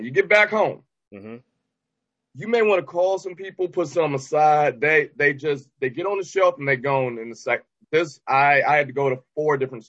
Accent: Detroit, Michigan, United States; Either way, born and raised in Detroit.

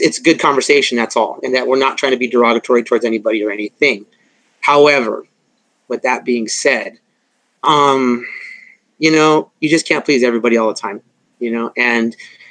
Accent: La Mirada, California, United States; I'm from La Mirada, Whittier

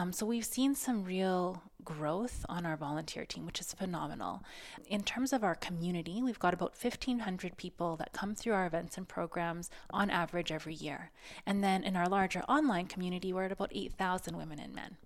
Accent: Saskatoon, Saskatchewan, Canada; I grew up in Saskatoon, and I went to a bit of a nerd school

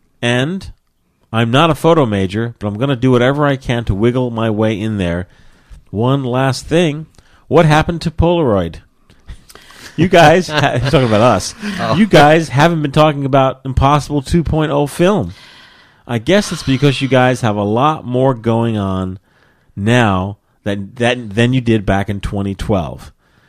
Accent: New Jersey, United States; I'm from New Jersey.

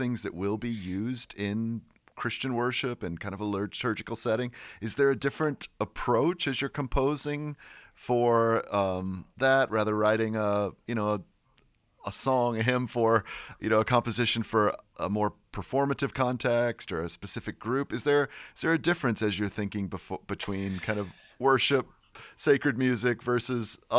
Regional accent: United States; as an American

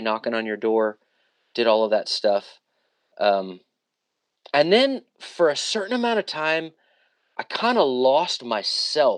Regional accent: Orange, Texas, United States; I was born and raised in Southeast Texas, Orange, Texas

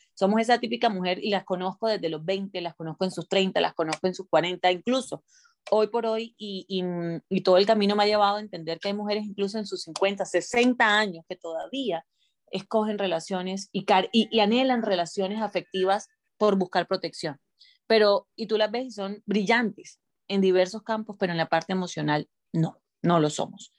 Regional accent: Colombia; moved away as an adult; also born or lived in Miami, United States; now in United States; yendo y viniendo desde Colombia a Miami

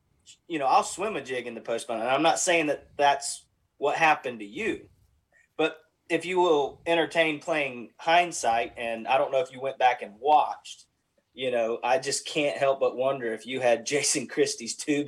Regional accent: Southeast, United States; I'm from the Southeast.

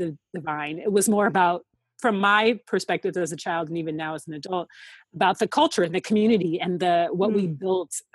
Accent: Seattle, Washington, United States; moved away as an adult; also born or lived in Atlanta; once I left Seattle and moved to Atlanta for college

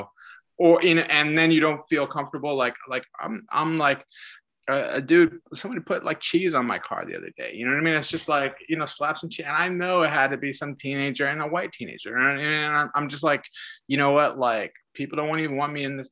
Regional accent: Massachusetts, United States; I'm from Massachusetts

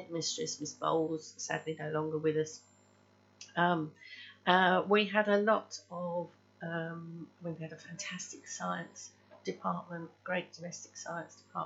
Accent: Penge, London, United Kingdom; also born or lived in Forest Hill / Beckenham / Chatham; I was brought up in Penge

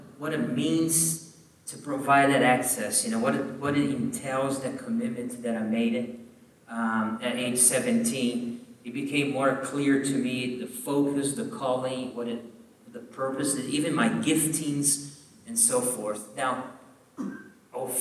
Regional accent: southern Brazil, Brazil; moved away as an adult; now in Columbia, South Carolina, United States; I grew up in a southern part of Brazil with a lot of Europeans

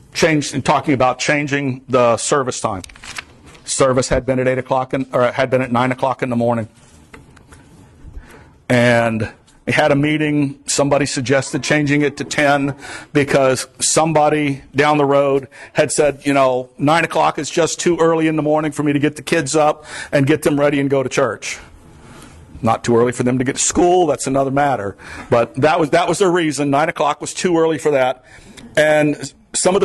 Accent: the Everglades, South Florida, United States; moved away as an adult; now in Vermont, United States; I am from South Florida. I grew up in the Everglades.

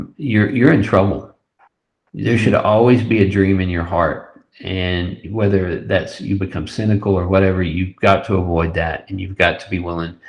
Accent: West Texas, United States; we grew up in West Texas, Trent and I went to college in West Texas

